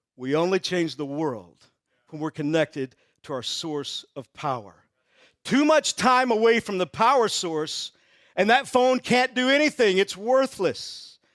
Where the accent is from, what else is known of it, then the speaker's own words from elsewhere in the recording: Texas, United States; I grew up in Texas